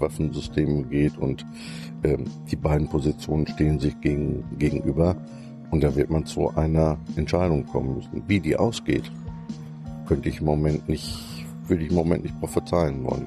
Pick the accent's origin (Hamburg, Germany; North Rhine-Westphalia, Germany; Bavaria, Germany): North Rhine-Westphalia, Germany; Soest district; also born or lived in Münster; ich komme aus dem Kreis Soest und wohne in Bad Sassendorf